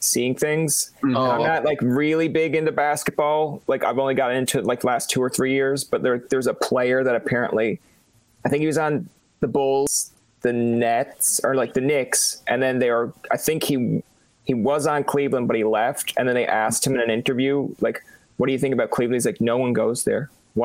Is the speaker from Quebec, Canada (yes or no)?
no; Newfoundland and Labrador, Canada; as a kid growing up in Canada